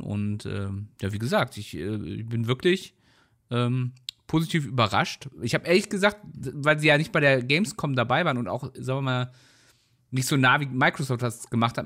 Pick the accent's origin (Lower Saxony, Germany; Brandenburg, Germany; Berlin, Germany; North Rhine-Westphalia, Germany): North Rhine-Westphalia, Germany; weil wir kommen ja beide hier aus der Ecke